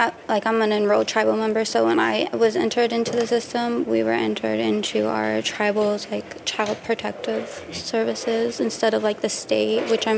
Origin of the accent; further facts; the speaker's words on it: Washington, United States; I'm from Washington State. Mm-hmm. My family's from a little reservation called Squaxin Island.